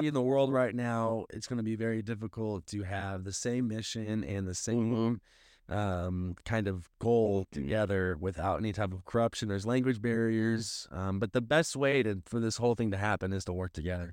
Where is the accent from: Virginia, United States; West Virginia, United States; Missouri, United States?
Missouri, United States; St. Louis; I am from Saint Louis